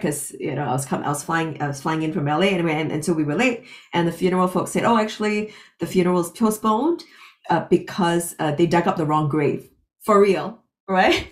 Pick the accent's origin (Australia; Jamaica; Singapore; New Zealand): Singapore; moved away as an adult; also born or lived in London / Los Angeles; Born and raised in Singapore, got a full scholarship to read my master's in London